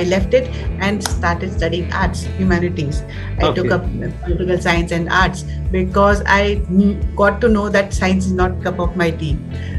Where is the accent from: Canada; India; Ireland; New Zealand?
India; Patna, Bihar; also born or lived in Delhi; I basically belong to Patna, Bihar.